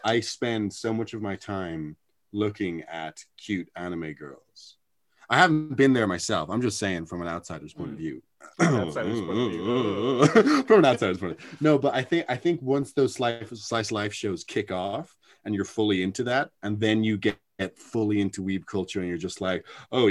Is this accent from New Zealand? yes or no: no; Wicklow, Leinster, Ireland; I was in Wicklow